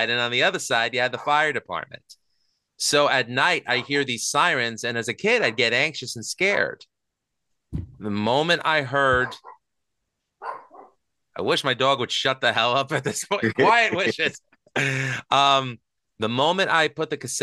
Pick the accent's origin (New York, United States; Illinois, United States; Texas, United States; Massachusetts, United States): New York, United States; New York City; I grew up in Astoria, Queens, which, you know, the borough of Queens in New York City